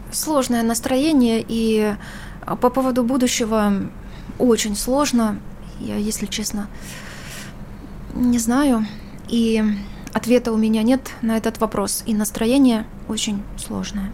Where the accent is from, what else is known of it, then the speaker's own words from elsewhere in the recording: Ukraine; also born or lived in Russia; Я сама украинка